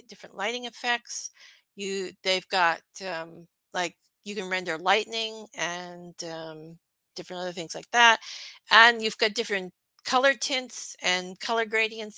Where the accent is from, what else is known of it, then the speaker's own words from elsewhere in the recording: Canada; I'm Canadian